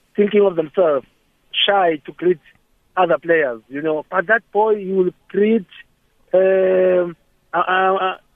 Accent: Eswatini; I'm from Swaziland

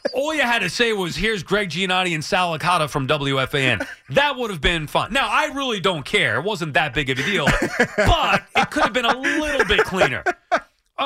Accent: Long Island, New York, United States; I'm from Long Island

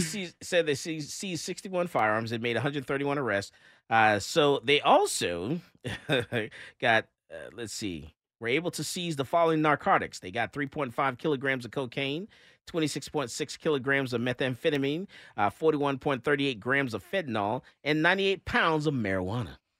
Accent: Fort Lauderdale, Florida, United States; moved away; I've lived in Florida. I, I'm from Fort Lauderdale myself

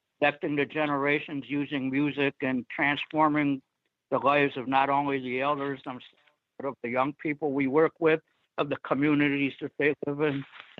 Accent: Parma, Ohio, United States; including one we started in my hometown of Parma, Ohio

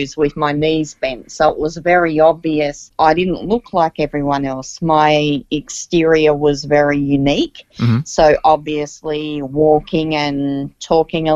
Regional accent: Central Coast, New South Wales, Australia; I was actually born and raised on the Central Coast, a great part of the earth

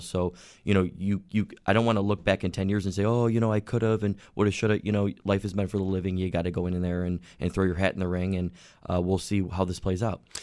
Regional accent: Orchard Park, New York, United States; I grew up in Orchard Park

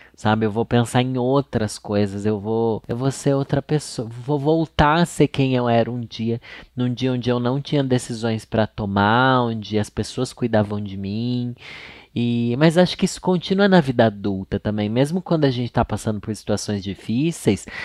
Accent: Sorocaba, São Paulo, Brazil; moved away; lá no meu bairro Júlio de Mesquita Filho tinha uma locadora

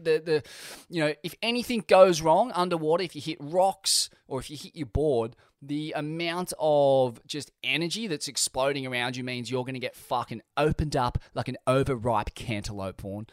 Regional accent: Australia; being an Australian

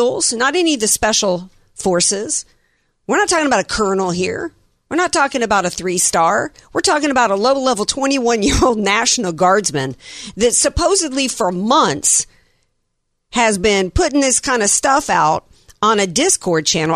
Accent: the South, United States; I grew up in the South and we're all about the manners

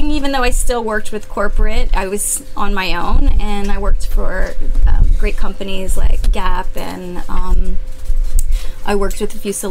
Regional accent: San Antonio, Texas, United States; I'm from San Antonio and I worked for Steve Madden at his retail store.

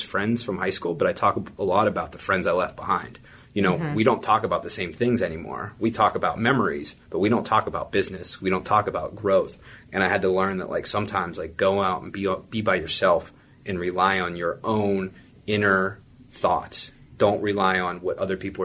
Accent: New Castle, Pennsylvania, United States; I came from Newcastle, PA

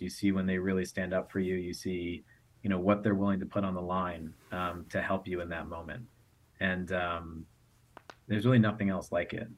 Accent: United States; I came from the United States

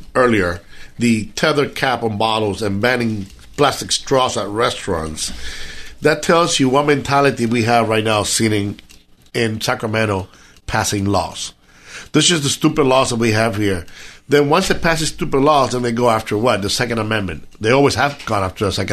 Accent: Cuba; now in United States; I'm Cuban. I came from Cuba.

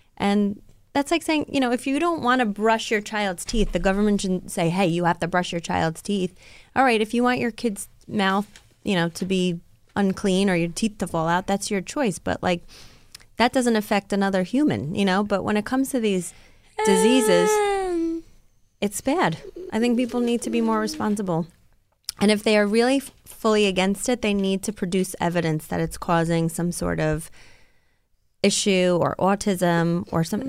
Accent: Rockland County, New York, United States; my hometown, um, you know, Rockland County where I grew up

